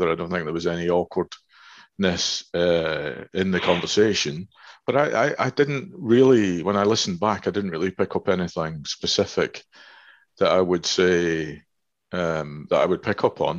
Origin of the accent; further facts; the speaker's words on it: Glasgow, Scotland, United Kingdom; 21 years of my life, I lived in Glasgow, so I'm a Glaswegian